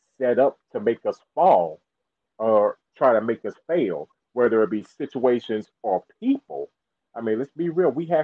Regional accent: South Carolina, United States; I was born and raised in South Carolina.

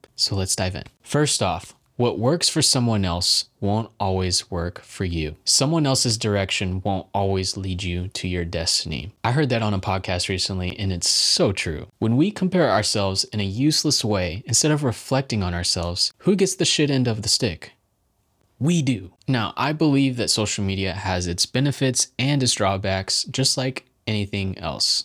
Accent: United States; Growing up in the United States

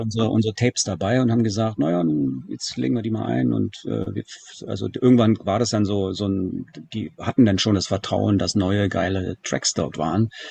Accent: Germany; als Deutscher

